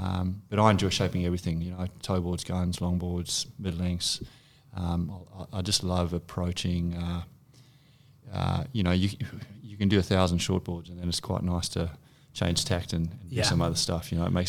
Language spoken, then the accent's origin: English; South Africa; moved away as an adult; now in Australia; I'm from originally from South Africa. Although I've called Australia home since 2005, so the last 14 years or so.